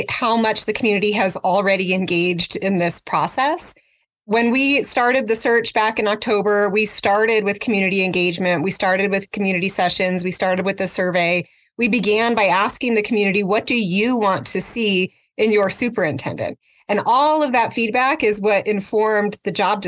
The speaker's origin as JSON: {"language": "English", "town": "Albuquerque", "region": "New Mexico", "country": "United States", "tie": "born or raised there", "said": "So I grew up here in Albuquerque, and I live in the same community where I grew up, and I attended all APS schools."}